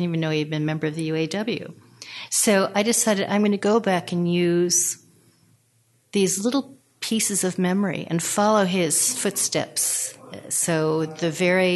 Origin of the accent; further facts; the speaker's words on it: Los Angeles, California, United States; also born or lived in Detroit, Michigan; I consider myself a Californian. I came out here when I was 1 year old, and I grew up. My brother was a surfer. I grew up by the beach